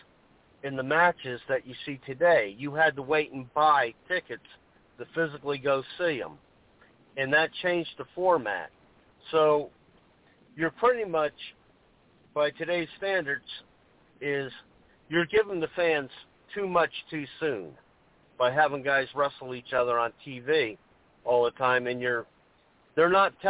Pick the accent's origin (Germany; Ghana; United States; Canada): United States; the South; I grew up in the South